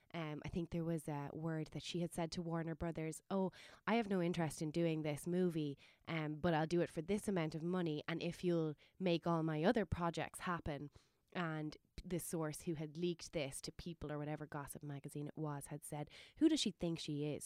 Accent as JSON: {"language": "English", "town": "Waterford", "region": "Munster", "country": "Ireland", "tie": "born or raised there", "said": "my hometown Waterford"}